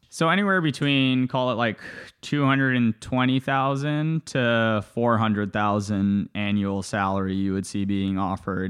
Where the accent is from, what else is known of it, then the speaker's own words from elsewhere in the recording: Toronto, Ontario, Canada; also born or lived in Bulgaria / Johannesburg, South Africa / Los Angeles, United States; I grew up in Canada, to, to your earlier point. I was born in Bulgaria. After Bulgaria, my family moved to South Africa, lived in Johannesburg for a few years, and then after that, moved to Toronto, Canada